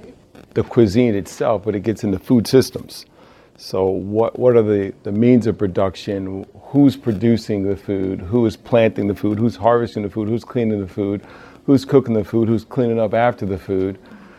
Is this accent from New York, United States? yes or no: yes; New York, United States; moved away as an adult; also born or lived in New England; now in Massachusetts, United States; So I had no intentions being a New Yorker